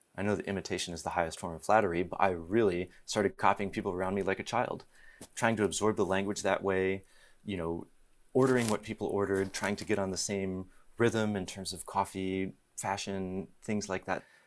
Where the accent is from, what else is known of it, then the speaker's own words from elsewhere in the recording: East Coast, United States; also born or lived in Alsace, France; now in California, United States; I live in California, but I'm from the East Coast.